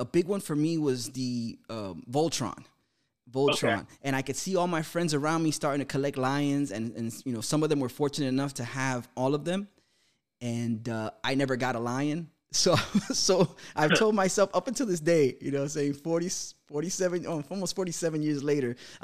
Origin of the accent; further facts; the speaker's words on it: New York City, New York, United States; I grew up in Jackson Heights